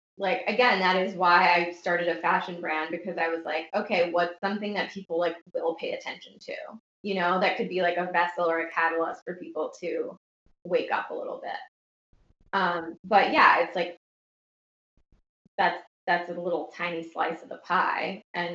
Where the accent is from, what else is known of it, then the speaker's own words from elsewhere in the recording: New York, United States; as a New Yorker